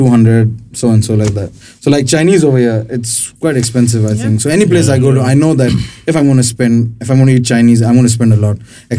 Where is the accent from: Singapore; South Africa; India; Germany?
India; I'm an Indian at the end of this, so, you know, I'm just putting it.